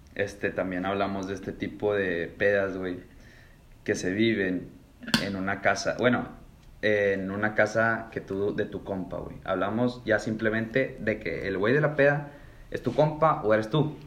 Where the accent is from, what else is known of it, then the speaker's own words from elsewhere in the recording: Monterrey, Nuevo León, Mexico; siendo regio